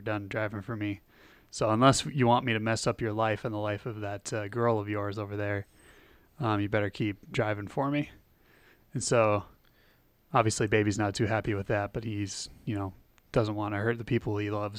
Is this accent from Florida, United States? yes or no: no; hometown with an M State campus, Minnesota, United States; I used to drive past the, their campus in my hometown